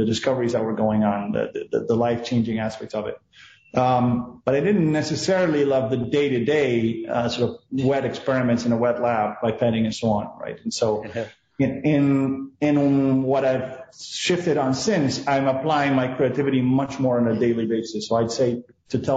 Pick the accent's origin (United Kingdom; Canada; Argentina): Argentina; moved away as an adult; also born or lived in Buenos Aires / California; now in United States; I was born and raised in Argentina.